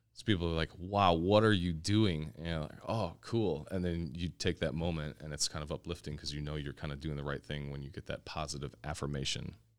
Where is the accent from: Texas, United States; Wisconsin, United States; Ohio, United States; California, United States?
Wisconsin, United States; Kenosha; moved away as an adult; now in Milwaukee, United States; I am born and raised in Kenosha, Wisconsin.